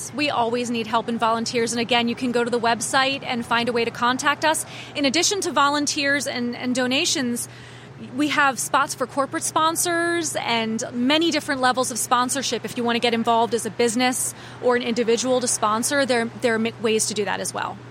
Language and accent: English; Annapolis, Maryland, United States; I grew up here. I was born in Annapolis